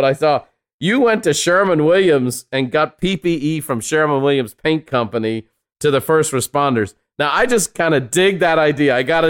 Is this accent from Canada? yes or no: no; Ireland; moved away; I'm a son of a house painter. I'm an immigrant from Ireland. I'm a fifth generation house painter.